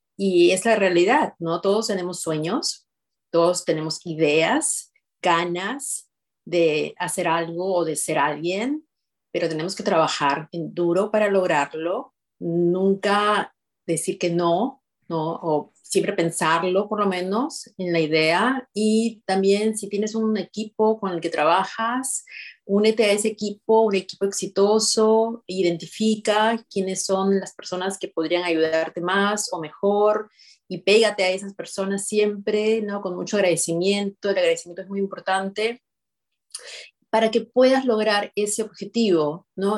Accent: Peru; moved away as an adult; now in United States; yo soy de Perú

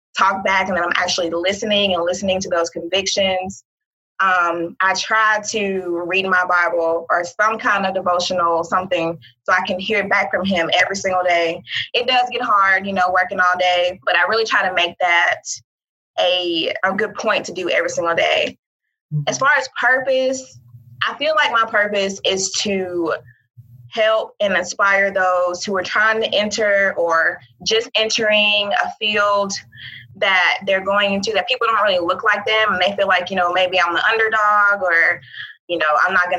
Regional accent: Mobile, Alabama, United States; moved away as an adult; also born or lived in Auburn, Alabama / Birmingham, Alabama; now in Alamogordo, United States; I'm originally from Mobile, Alabama

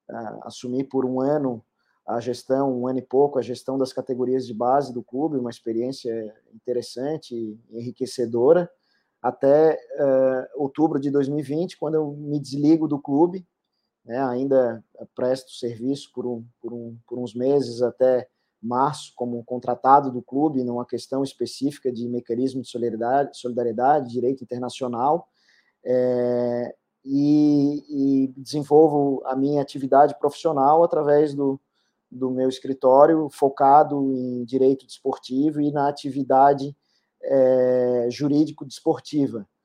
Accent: Florianópolis, Santa Catarina, Brazil; tenho 37 anos, sou natural de Florianópolis. É, nasci a 50 metros do campo da Liga, do estádio Adolfo Conde.

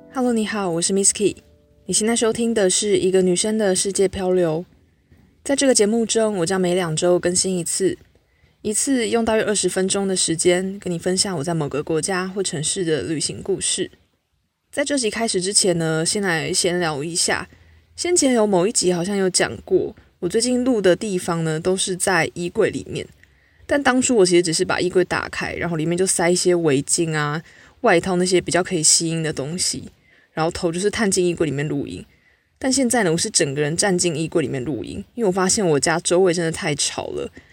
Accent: Taiwan; 就只有我一个台湾人

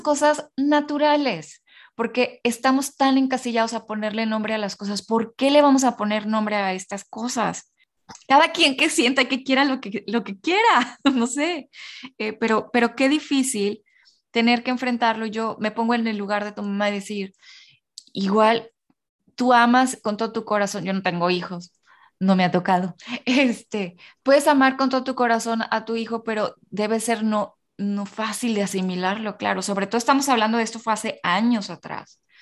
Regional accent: northern Mexico, Mexico; yo soy norteña

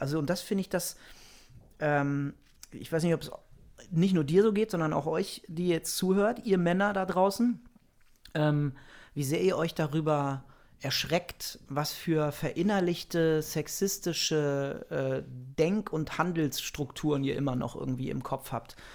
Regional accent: Germany; ich mich als Deutscher

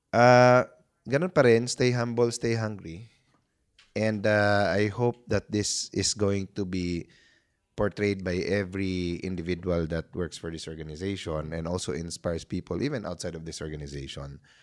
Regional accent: Cebu, Central Visayas, Philippines; moved away; laking probinsya ako, Cebuano ako. Doon ako nag ano, high school, no? Lumipat ako dito.

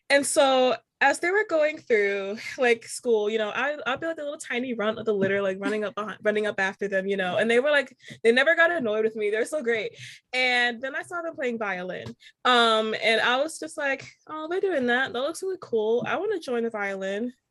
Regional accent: United States; accent: American; now in Charleston, United States; my American accent

